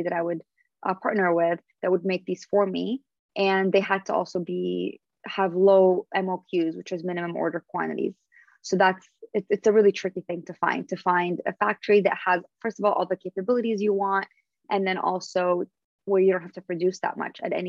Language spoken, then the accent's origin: English; Syria; moved away; also born or lived in Canada / Los Angeles, United States; We would break our fast during Ramadan, growing up in Syria